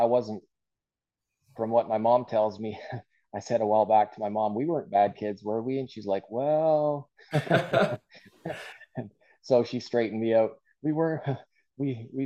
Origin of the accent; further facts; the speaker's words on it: Aylmer, Ontario, Canada; I grew up in the German Church of God in Elmer my whole life.